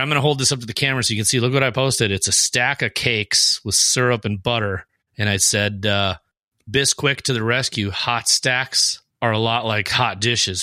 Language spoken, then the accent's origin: English; Fargo, North Dakota, United States; we are from Fargo